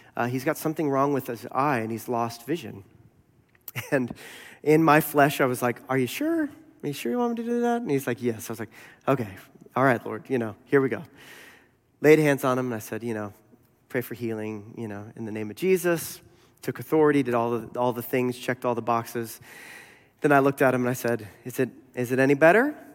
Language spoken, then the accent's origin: English; United States; I'm American